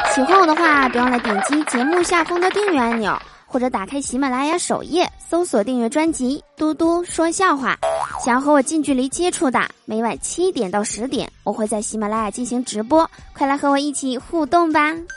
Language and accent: Chinese; Northeast China, China; 我总感觉这个东北人是特指的我呀